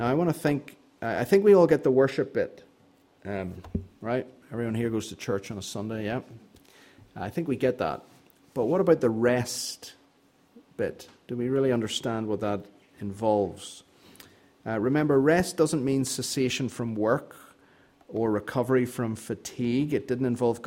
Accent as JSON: {"language": "English", "region": "Northern Ireland", "country": "United Kingdom", "tie": "born or raised there", "said": "I grew up in Northern Ireland"}